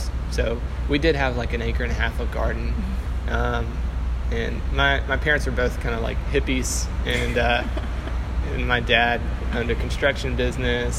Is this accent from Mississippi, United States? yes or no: yes; Flowood, Mississippi, United States; moved away as an adult; also born or lived in South Carolina; now in Chattanooga, United States; I grew up in Mississippi in a place called Flowood, and we grew up on a lot of land